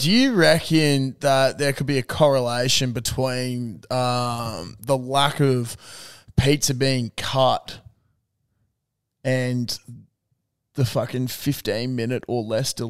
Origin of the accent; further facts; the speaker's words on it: Australia; Australians and just us as people